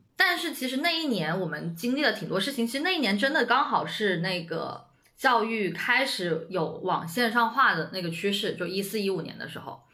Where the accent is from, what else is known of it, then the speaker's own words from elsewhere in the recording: Shenzhen, Guangdong, China; moved away as an adult; now in Beijing, China; 我其实一直都在深圳嘛，我在深圳出生，长大嗯。读书，然后也没有接触过北京